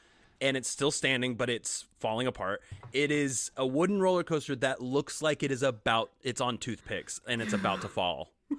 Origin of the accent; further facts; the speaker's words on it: Wichita, Kansas, United States; I grew up in Wichita, Kansas